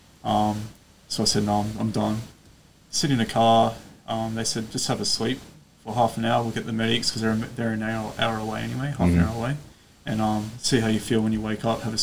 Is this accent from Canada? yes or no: no; Australia; I'm Australian